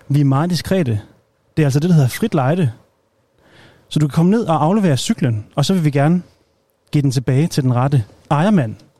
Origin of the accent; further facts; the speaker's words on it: Aalborg, North Denmark Region, Denmark; jeg er jo selv nordjyde, jeg er fra Aalborg